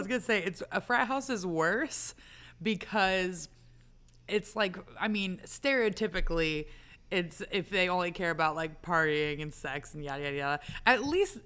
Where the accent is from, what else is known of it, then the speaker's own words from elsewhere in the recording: Georgia, United States; I'm from Georgia.